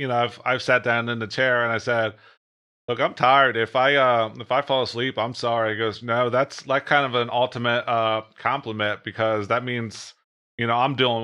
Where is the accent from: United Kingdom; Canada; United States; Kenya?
United States; New Jersey